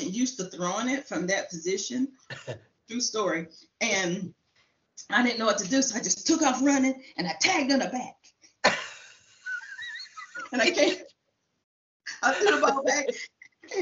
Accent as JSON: {"language": "English", "town": "Shelbyville", "region": "Tennessee", "country": "United States", "tie": "born or raised there", "moved": "yes", "lives_now": "Round Rock, United States", "said": "I grew up in Tennessee, Shelbyville, Tennessee"}